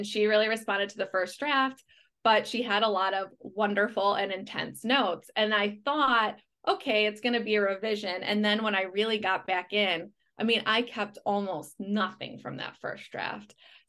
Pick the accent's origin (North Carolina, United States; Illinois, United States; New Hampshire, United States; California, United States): Illinois, United States; Chicago; And it's not because I'm from Chicago. I'm from a pretty practical family.